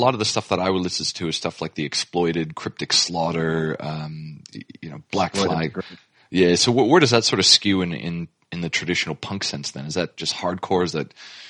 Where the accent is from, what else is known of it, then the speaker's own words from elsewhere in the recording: Canada; now in Australia; Some of you may know that I'm originally from Canada